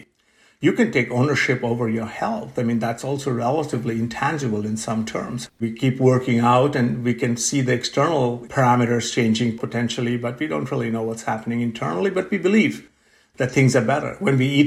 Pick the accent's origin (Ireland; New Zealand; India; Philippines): India; moved away as an adult; also born or lived in Pennsylvania, United States; now in Pittsburgh, United States; I grew up in India